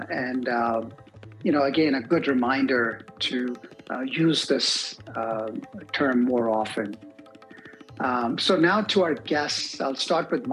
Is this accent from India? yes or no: yes; India; growing up in India